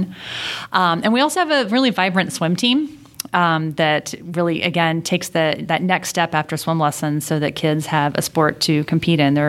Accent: Houston, Texas, United States; moved away; I grew up in Houston, Texas

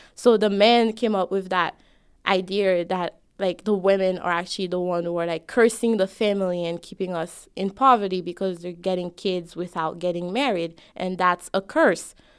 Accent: Haiti; now in United States; I'm both an American me and a Haitian me.

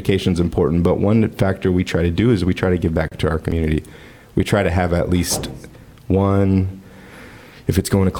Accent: League City, Texas, United States; also born or lived in Galveston; I grew up in Leak City. Went through CCISD

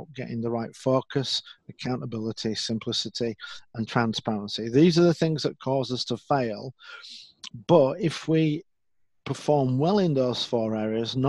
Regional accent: Leeds, Yorkshire and the Humber, United Kingdom; I'm from Leeds in the north of England.

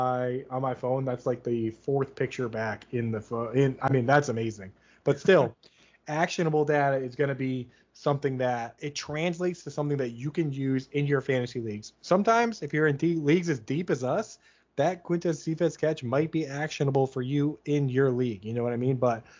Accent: Boston, Massachusetts, United States; we're from the Boston area, but for the most part, we hide the accent well

